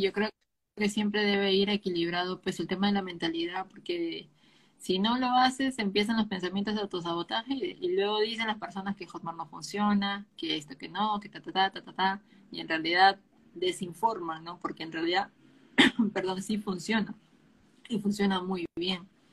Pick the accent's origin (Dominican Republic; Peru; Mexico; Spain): Peru; yo soy de Perú